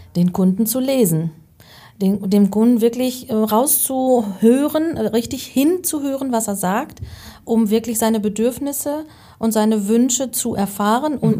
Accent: North Rhine-Westphalia, Germany; also born or lived in Münsterland; ich komme gebürtig aus Westfalen

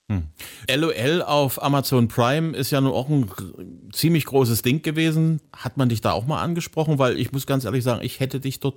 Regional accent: Zwickau, Saxony, Germany; In Zwickau, meiner Heimatstadt, bist du auch regelmäßig?

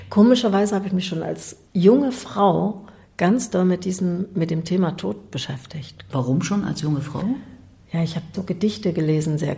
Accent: East Germany, Germany; Ich bin in der DDR groß geworden.

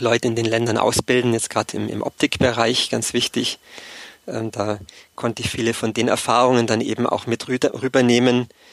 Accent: Allgäu, Bavaria, Germany; moved away as an adult; also born or lived in Erlangen; Ursprünglich komme ich aus dem Allgäu, aus dem kleinen Dorf

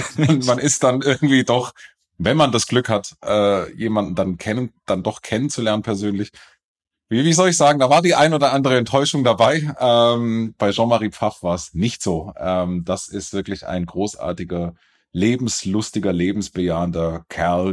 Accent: near Stuttgart, Baden-Württemberg, Germany; now in Munich, Germany; ich bin in der Nähe von Stuttgart aufgewachsen

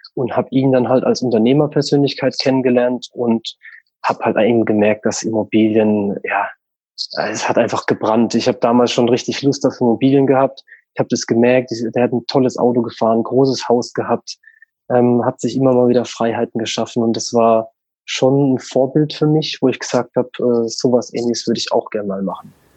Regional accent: St. Leon-Rot, Baden-Württemberg, Germany; also born or lived in Walldorf; now in Bruchsal, Germany; ich bin ursprünglich oder aufgewachsen bin ich in St. Leon Roth. Das ist der Nachbarort mhm. von Waldorf

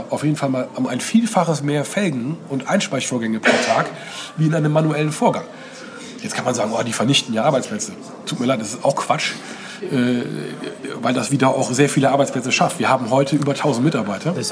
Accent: North Rhine-Westphalia, Germany; ich bin ja selber auch aus dem Westen. Äh, in, in der Nähe von Köln.

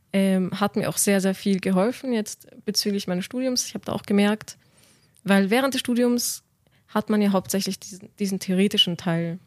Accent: Vienna, Austria; moved away as an adult; now in Munich, Germany; ich bin 26 Jahre alt und ich komme aus Wien

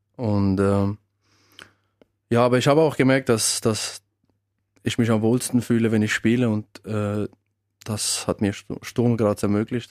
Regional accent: Switzerland; also born or lived in Kosovo; seit eigentlich meinem zweiten Lebensjahr lebe ich in der Schweiz

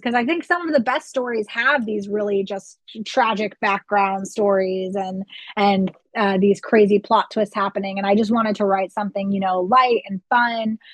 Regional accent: Florida, United States; first language English; moved away as an adult; now in Germany; I grew up in Florida, which is a very hot climate

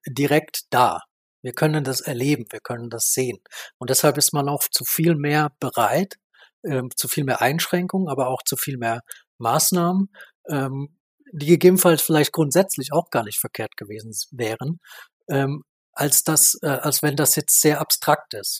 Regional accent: Baden-Württemberg, Germany; also born or lived in North Rhine-Westphalia; mich betrifft das in meiner Heimat

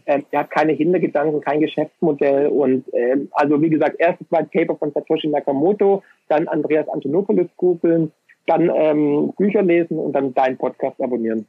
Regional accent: Swabia, Germany; als Ökonom und als Schwabe

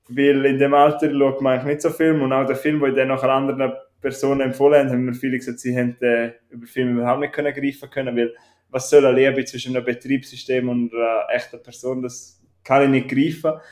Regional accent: Switzerland; ich bin Schweizer

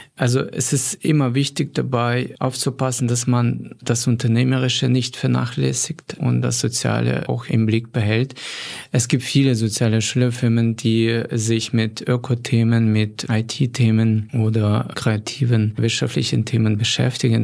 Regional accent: Volyn Oblast, Ukraine; moved away as an adult; now in Germany; meiner Heimatregion Wolin

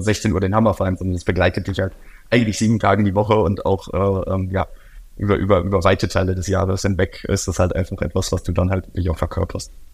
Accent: Oldenburg, Lower Saxony, Germany; Ich bin in Norddeutschland groß geworden, Oldenburger Kind

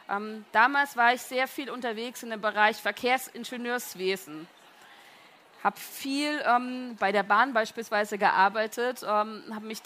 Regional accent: Kamenz, Saxony, Germany; Ich bin aufgewachsen, geboren und aufgewachsen in Kamenz in äh, der Lessingstadt.

